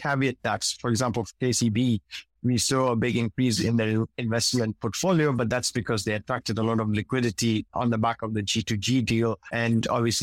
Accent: Kenya; moved away as an adult; I'm originally Kenyan, although I'm based outside of Kenya right now

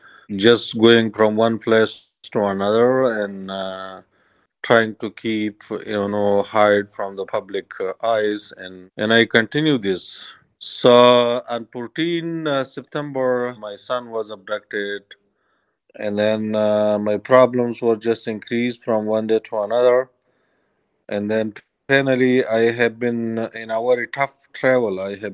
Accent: Kunar, Afghanistan; English is a second language; Yes, so I have been growing up in my native province that's called Kunar, which is located in the east of capital Kabul.

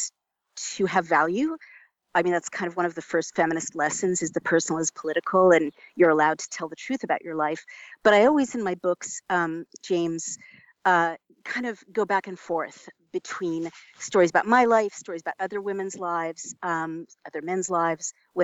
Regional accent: United States; as an American

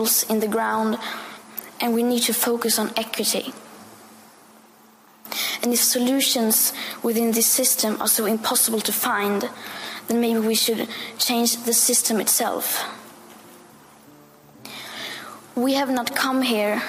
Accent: Sweden; I am 15 years old, and I'm from Sweden.

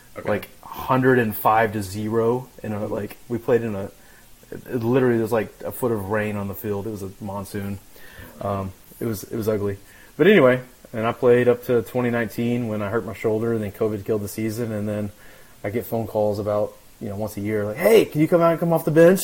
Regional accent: Midland, Texas, United States; Yeah, so I'm from Midland, Texas.

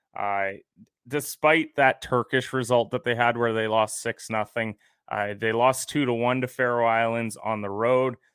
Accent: Canada; I'm a Canadian

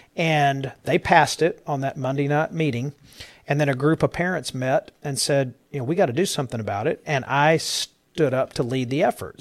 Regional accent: Dallas County, Texas, United States; now in Tarrant County, United States; I was born and raised in Dallas County

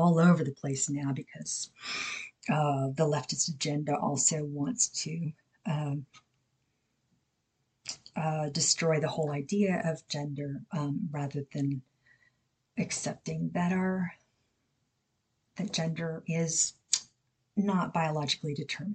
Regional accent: Texas, United States; I grew up certain myself in Texas

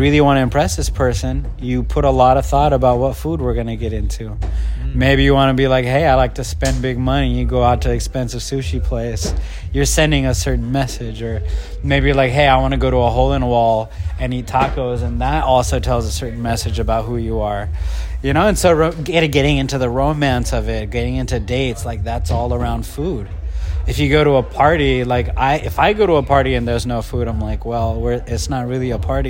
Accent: Kenya; born there; I was born in Kenya, but if you're hearing my voice, you can't see that I'm actually brown, like Pakistani. But I'm 5 generations ago, my family found itself in Kenya.

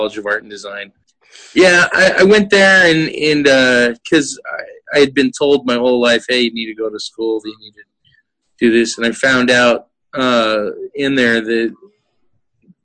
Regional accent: Virginia Beach, Virginia, United States; moved away; I grew up in Virginia Beach, so I was at Mount Trashmore a lot.

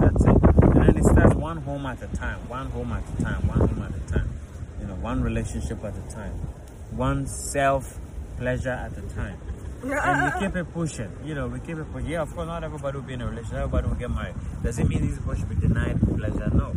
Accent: Ghana; I'm from Ghana. Okay, I'm from Africa. 110%. Grew up there

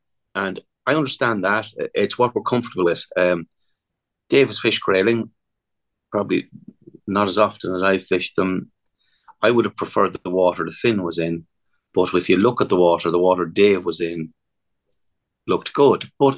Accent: England, United Kingdom; born there; We do know I was born in England, don't we? I'm eligible.

